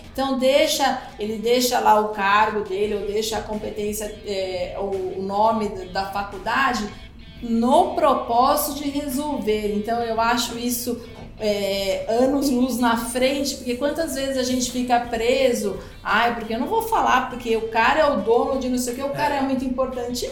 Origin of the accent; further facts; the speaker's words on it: Brazil; nossa cultura aqui, enquanto brasileiros